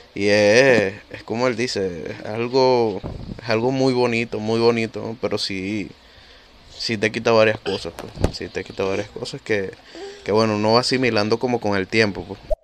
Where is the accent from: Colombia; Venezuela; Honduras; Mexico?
Venezuela; now in Peru; los tres que estamos acá somos venezolanos. Yo por lo menos vivo en Perú